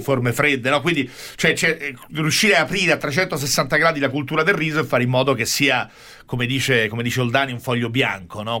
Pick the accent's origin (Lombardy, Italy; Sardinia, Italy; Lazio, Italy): Lazio, Italy; Rome; lo dico da romano